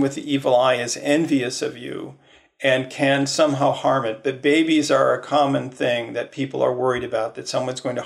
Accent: Midwest, United States; I grew up in the Midwest as a sort of default Protestant

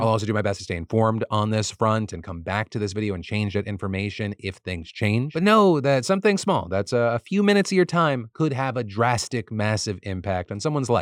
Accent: United States; As an American

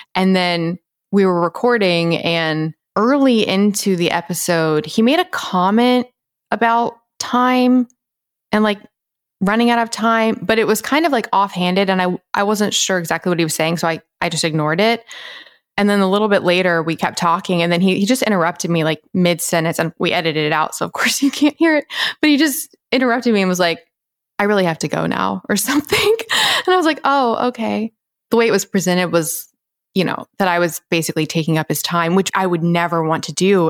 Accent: the South, United States; how I was raised, like Bible Belt Christian South

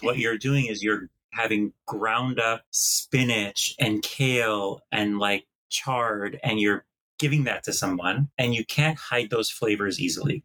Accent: Green Bay, Wisconsin, United States; also born or lived in East Coast; now in Los Angeles, United States; I grew up in the Midwest in Green Bay, Wisconsin until I became lactose intolerant

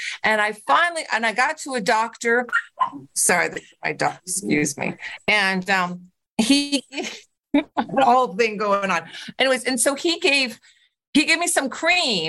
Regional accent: California, United States; moved away; I'm from California originally

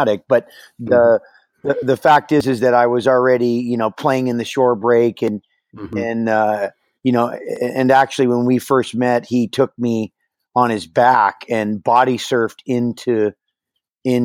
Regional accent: Hawaii, United States; also born or lived in San Francisco, California; took me to Hawaii when I was a couple months old and where I, you know, grew up

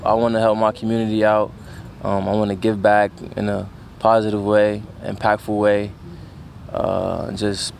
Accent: Newark, New Jersey, United States; I was born and raised in Newark, New Jersey. I'm 21

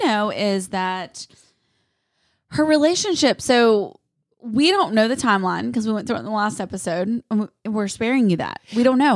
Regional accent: North Carolina, United States; I'm from North Carolina

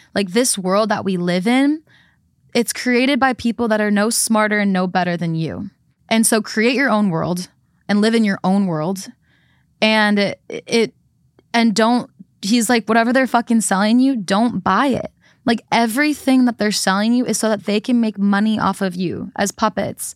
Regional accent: Midwest, United States; growing up in the Midwest

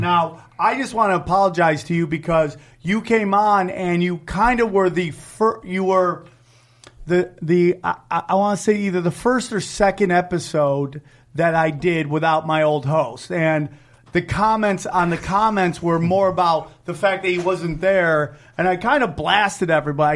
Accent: Syracuse, New York, United States; moved away; the Syracuse Funny Bone, my hometown

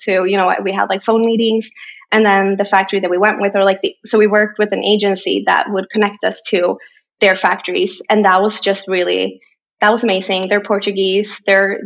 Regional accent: Borås, Västra Götaland, Sweden; English is a second language; now in Stockholm, Sweden; 4 hours away on the other side of Sweden is my hometown, Borås

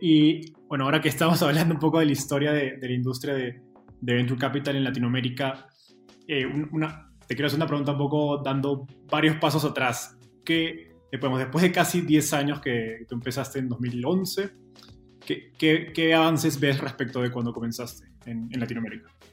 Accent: Peru; moved away as an adult; now in Mexico; yo soy peruano

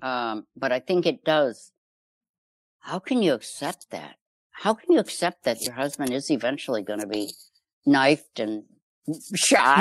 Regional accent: Chicago, Illinois, United States; I grew up in Chicago

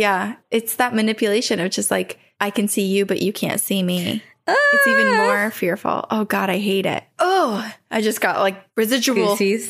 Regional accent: Queensland, Australia; accent: Australian; We grew up in Queenslander. I'm from Australia. I was like, should I read this in my Australian accent?

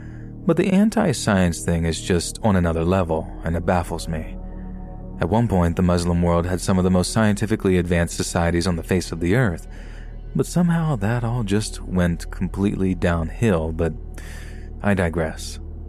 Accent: Yorkshire and the Humber, United Kingdom; born there; I was born in Yorkshire, here in the UK, but my parents are from Libya in North Africa.

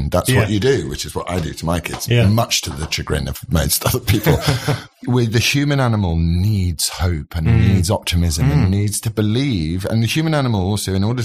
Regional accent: England, United Kingdom; I'm really proud to be English and British

